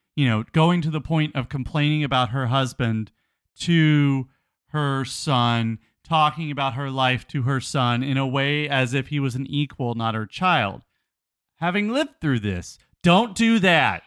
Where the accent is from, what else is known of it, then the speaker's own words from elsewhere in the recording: United States; we're American